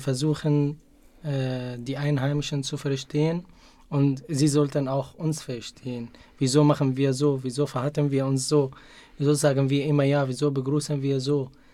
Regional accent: Syria; German is a second language; moved away as an adult; now in Munich, Germany; In Syrien musste ich jeden Tag entweder mit dem Bus oder mit einem kleinen Bus zur Universität fahren

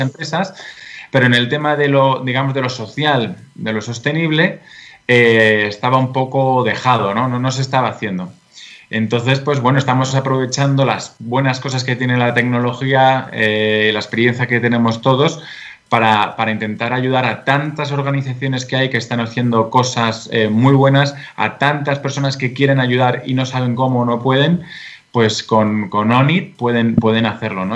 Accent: Spain; also born or lived in England / Brussels / China / United States; now in Madrid, Spain; soy de España y eh, estudié eh, económicas y derecho aquí en España

